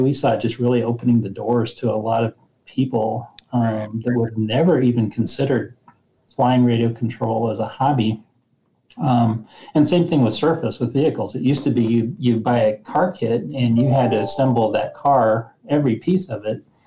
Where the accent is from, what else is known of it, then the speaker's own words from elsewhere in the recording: Nebraska, United States; moved away as an adult; also born or lived in Fort Collins, Colorado; I grew up in Nebraska